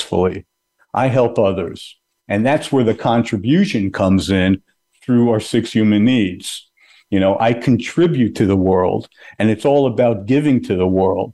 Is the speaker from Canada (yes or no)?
yes; Canada; now in New Jersey, United States; I'm Canadian, so my family's in Canada